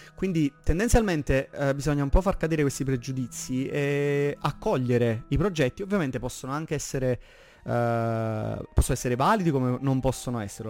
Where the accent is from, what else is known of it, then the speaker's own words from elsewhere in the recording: province of Salerno, Campania, Italy; vengo dalla provincia di Salerno